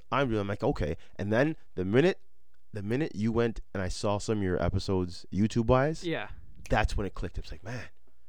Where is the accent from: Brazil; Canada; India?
Canada; Toronto, Ontario; moved away; also born or lived in Nigeria; I was raised in Toronto and most of my life was in Toronto